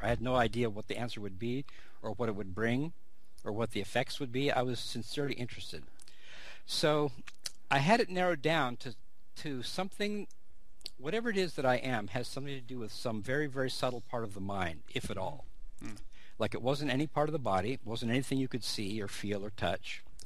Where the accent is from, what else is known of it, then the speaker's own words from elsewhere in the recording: California, United States; growing up in California, being sort of a a very open, multicultural place, multilingual place